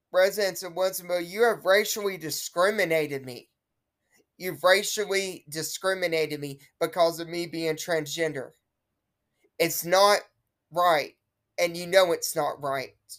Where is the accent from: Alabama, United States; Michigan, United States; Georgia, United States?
Alabama, United States; Wilsonville; Wilsonville, Alabama, my hometown that I live in.